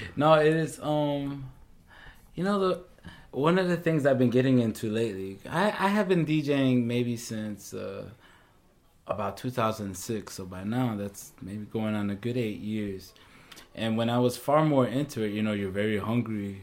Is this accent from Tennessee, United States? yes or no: no; St. Paul, Minnesota, United States; I was born and raised in St. Paul